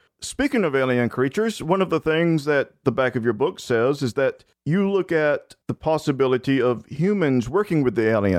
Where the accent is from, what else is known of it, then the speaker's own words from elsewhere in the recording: Tennessee, United States; I'm from Tennessee.